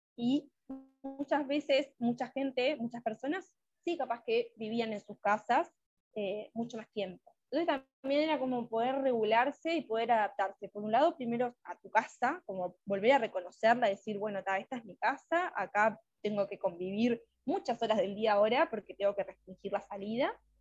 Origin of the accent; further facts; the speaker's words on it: Uruguay; soy de Uruguay